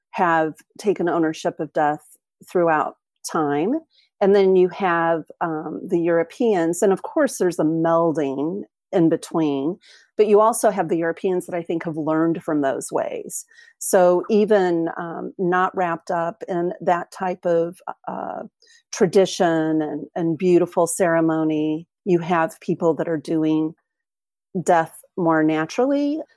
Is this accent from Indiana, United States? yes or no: no; Springfield, Illinois, United States; moved away as an adult; now in New Zealand; I moved to New Zealand um, in 2011 from Springfield, Illinois.